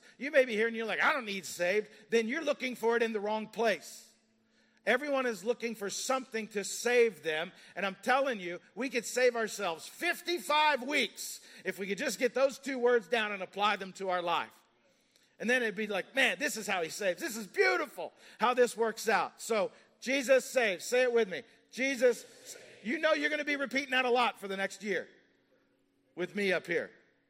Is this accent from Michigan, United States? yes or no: no; Kentucky, United States; now in Montgomeryville, United States; I'm from Kentucky.